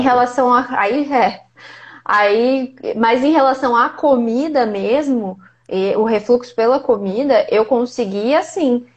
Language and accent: Portuguese; Ubá, Minas Gerais, Brazil; now in Ribeirão Preto, Brazil; Eu sou de Ubá, vizinha quase